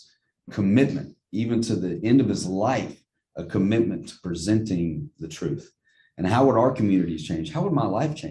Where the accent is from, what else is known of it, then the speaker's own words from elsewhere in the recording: Jackson, Mississippi, United States; growing up in Northeast Jackson